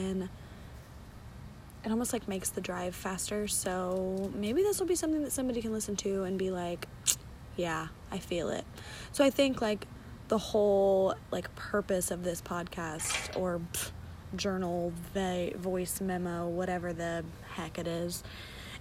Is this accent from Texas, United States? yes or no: no; London, Ohio, United States; moved away as an adult; now in Brookville, United States; I am from London, Ohio, and I moved to Brookville, Ohio, which is where I currently reside